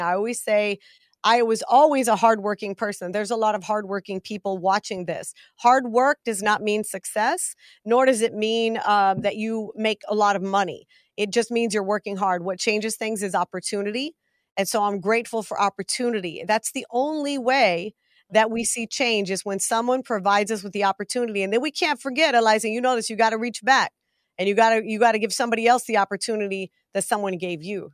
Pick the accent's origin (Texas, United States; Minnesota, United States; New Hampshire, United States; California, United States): Texas, United States; Big Spring; I was born in a little town called Big Spring, Texas